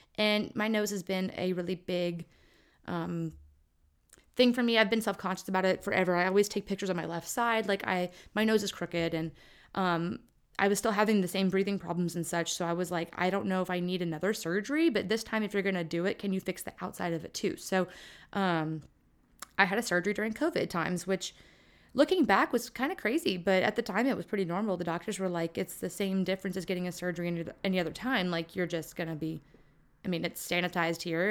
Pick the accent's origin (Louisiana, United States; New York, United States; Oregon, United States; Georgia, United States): Louisiana, United States; Lake Charles; moved away; my hometown of Lake Charles